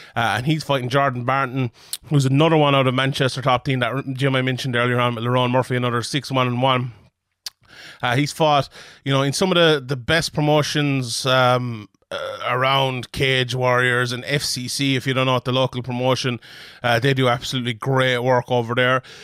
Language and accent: English; Ireland; as an Irishman